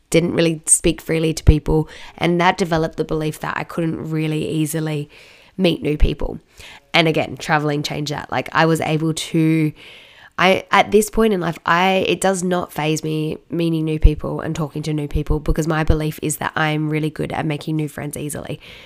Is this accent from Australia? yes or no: yes; Australia; I'm from Australia